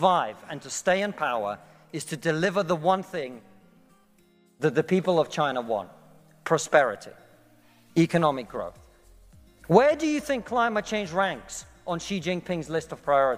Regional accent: Russia; moved away; I come from Russia

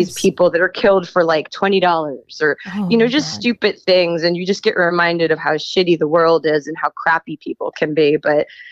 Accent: Long Island, New York, United States; I grew up in New York. I grew up on Long Island

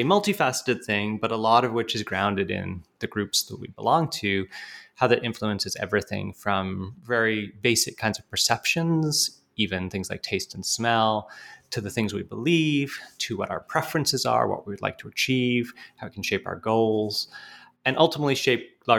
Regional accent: Canada; also born or lived in United Kingdom; now in United States; I'm actually British by birth, but grew up in Canada. So being Canadian is an important part of my sense of self, absolutely.

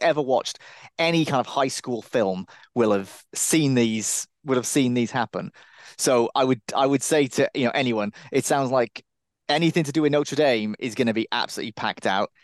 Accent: Cardiff, Wales, United Kingdom; I'm originally from Cardiff, and that, I considered that to be a party town.

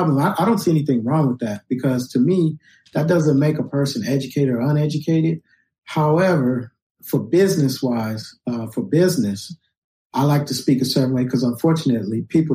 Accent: Los Angeles, California, United States; When I was a kid growing up in Los Angeles

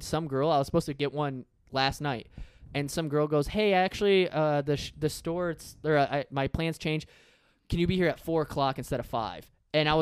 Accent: Iowa, United States; moved away; also born or lived in California; I'm from Iowa

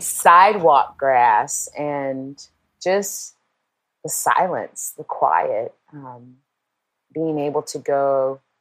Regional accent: Portland, United States; moved away; growing up in Portland

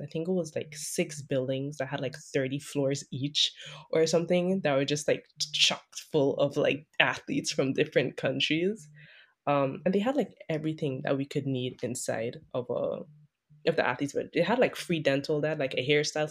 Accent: Sint Maarten; moved away; I'm a swimmer from Saint Martin

